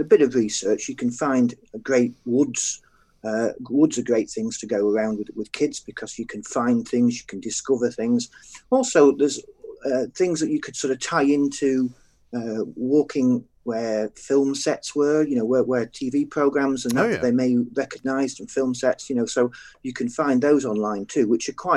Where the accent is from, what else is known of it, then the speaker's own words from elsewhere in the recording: Yorkshire and the Humber, United Kingdom; as a Yorkshireman